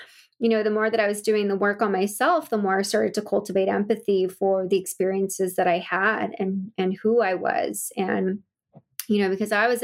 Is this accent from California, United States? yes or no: yes; Bay Area, California, United States; I ended up moving back to the Bay Area in California, where I'm from